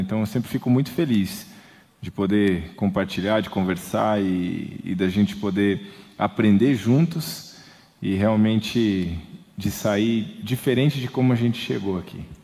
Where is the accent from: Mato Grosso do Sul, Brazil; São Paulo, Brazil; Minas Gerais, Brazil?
Minas Gerais, Brazil; Camanducaia; also born or lived in Campinas; Eu nasci em Campinas, é, mas só fui para nascer. É, meus pais viviam em Camanducaia, Minas Gerais